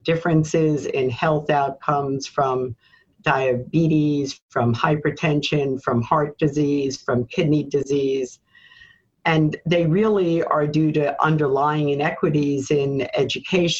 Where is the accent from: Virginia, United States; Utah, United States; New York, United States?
New York, United States; New York City; a Black woman born in Harlem, growing up in America